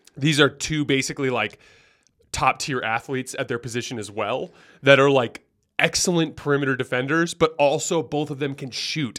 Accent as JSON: {"language": "English", "town": "Tucson", "region": "Arizona", "country": "United States", "tie": "born or raised there", "said": "I'm from Tucson, born and raised originally."}